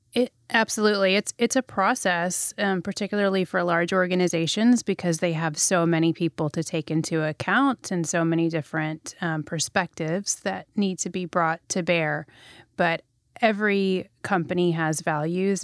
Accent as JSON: {"language": "English", "region": "Texas", "country": "United States", "tie": "born or raised there", "also_born_or_lived": "Middle East", "said": "I grew up in Texas primarily"}